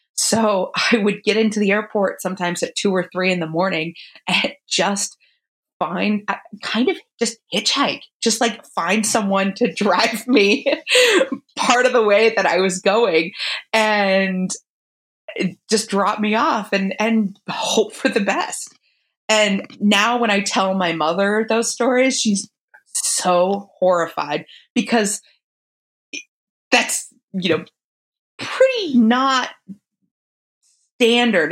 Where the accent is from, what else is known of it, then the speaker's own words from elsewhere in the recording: Phoenix, Arizona, United States; moved away as an adult; also born or lived in Ohio; I grew up in Phoenix, Arizona. Um, I grew up going to Catholic school, born and raised in Phoenix